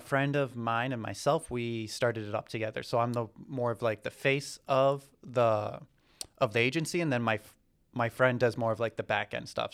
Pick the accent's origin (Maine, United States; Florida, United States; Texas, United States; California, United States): Maine, United States; Southern; moved away as an adult; also born or lived in Boston / Nicaragua / Amazon, South America; now in Atlanta, United States; I'm originally from Southern Maine